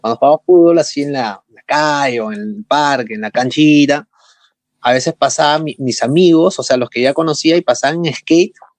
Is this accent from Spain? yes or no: no; Lima, Peru; soy de Perú, vengo de la ciudad de Lima